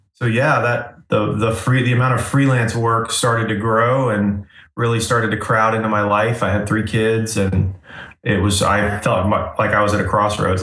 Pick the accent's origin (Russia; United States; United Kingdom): United States; Asheville, North Carolina; also born or lived in Florida; I grew up in Florida and then I moved to Asheville, North Carolina when I was like 11 years old. So I grew up, I kind of consider Asheville, North Carolina where I grew up.